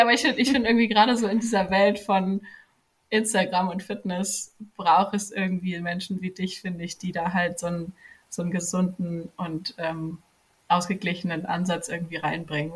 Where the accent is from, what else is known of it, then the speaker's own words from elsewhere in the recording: near Frankfurt am Main, Hesse, Germany; ich komme aus der Nähe von Frankfurt am Main in Deutschland